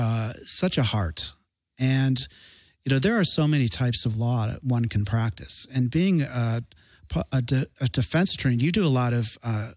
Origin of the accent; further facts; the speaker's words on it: Chicago, Illinois, United States; moved away; I'm from Chicago.